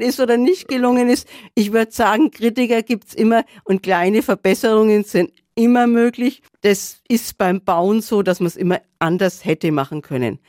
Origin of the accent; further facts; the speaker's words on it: Regensburg, Bavaria, Germany; now in Nuremberg, Germany; Ich komme aus Regensburg und Regensburg ist eine erhaltene mittelalterliche Stadt